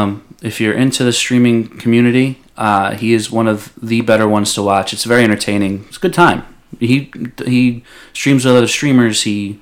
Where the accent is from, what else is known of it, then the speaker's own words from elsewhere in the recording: Rockland County, New York, United States; as a kid growing up in Rockland County.